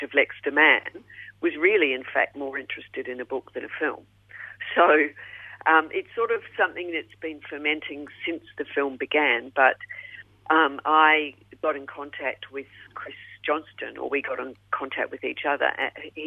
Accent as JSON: {"language": "English", "country": "New Zealand", "moved": "as an adult", "lives_now": "Melbourne, Australia", "said": "I'm from New Zealand"}